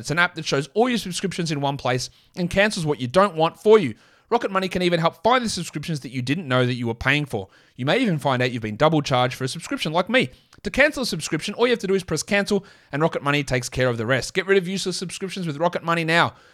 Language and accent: English; Australia; accent: Australian; my full Australian accent